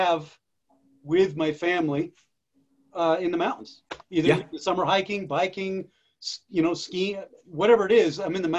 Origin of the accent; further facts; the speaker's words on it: Massachusetts, United States; moved away; also born or lived in New Hampshire; I grew up out east. I grew up in Massachusetts, went to school in New Hampshire, yeah. Went to Vermont.